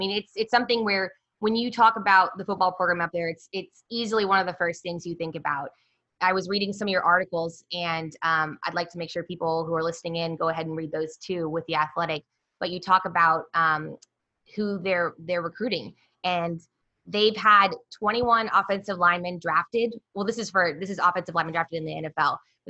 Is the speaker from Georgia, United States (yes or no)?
no; Kansas, United States; she's from Nebraska in the Dakotas, and I'm from Kansas.